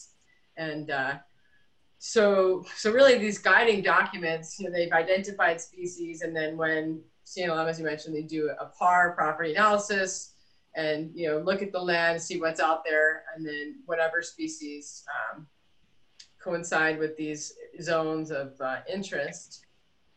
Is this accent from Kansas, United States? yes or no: no; New Jersey, United States; I grew up in urban New Jersey